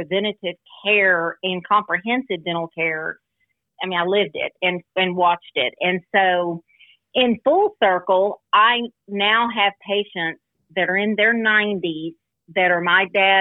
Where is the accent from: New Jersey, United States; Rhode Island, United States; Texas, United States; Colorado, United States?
Texas, United States; Muleshoe; also born or lived in Lubbock, Texas / Dallas, Texas; my sister and I, we were raised in Muleshoe, which is a small town southwest of Lubbock